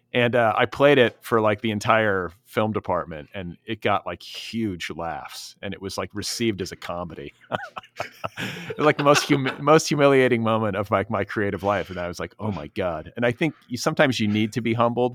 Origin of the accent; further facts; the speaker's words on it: Milwaukee and Indianapolis, Midwest, United States; I grew up in the the Midwest myself. I'm from Milwaukee and Indianapolis